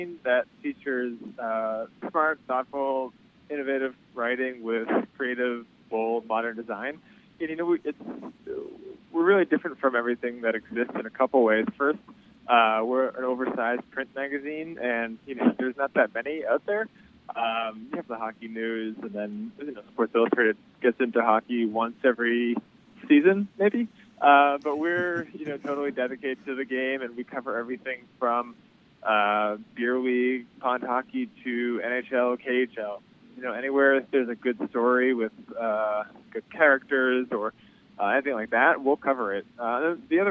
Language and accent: English; Boston, Massachusetts, United States; moved away as an adult; now in New York, United States; stay-at-home defenseman growing up in Boston